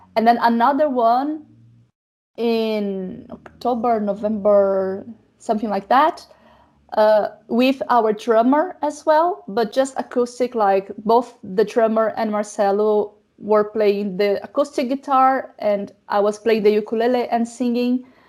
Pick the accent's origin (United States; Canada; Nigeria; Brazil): Brazil; moved away as an adult; now in Germany; I am a new immigrant because I live in Germany. I'm from Brazil.